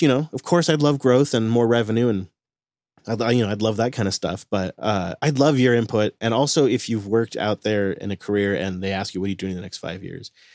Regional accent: Washington, United States; my home state of Washington

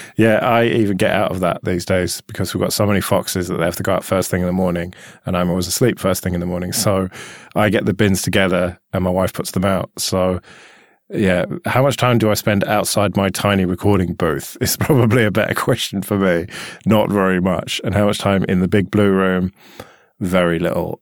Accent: United Kingdom; we're British

